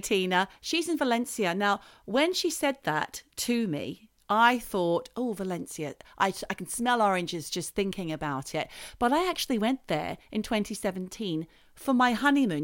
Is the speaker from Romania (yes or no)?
no; Australia; I'm Australian.